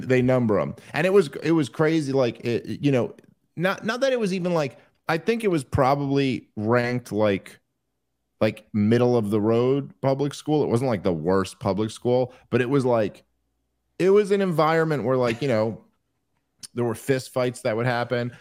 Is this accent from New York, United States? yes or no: yes; New York City, New York, United States; moved away as an adult; born in the eighties in Brooklyn